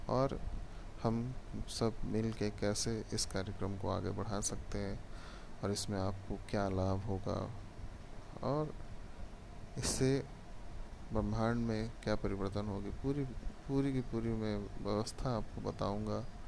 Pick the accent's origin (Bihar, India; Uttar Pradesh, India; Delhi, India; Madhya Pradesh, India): Bihar, India; मैं भारत में बिहार राज्य का रहने वाला हूँ